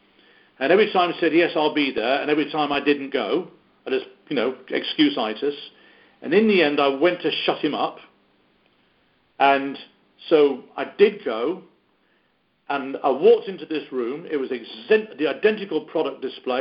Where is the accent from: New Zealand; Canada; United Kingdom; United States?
United Kingdom; accent: British; my British accent